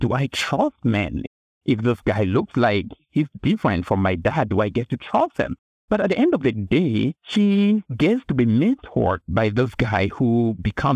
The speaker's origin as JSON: {"language": "English", "country": "Cameroon", "tie": "born or raised there", "second_language": "English", "moved": "yes", "lives_now": "United States", "said": "I grew up in Cameroon in West Africa, and I just learned English in school, and my first language is a different language"}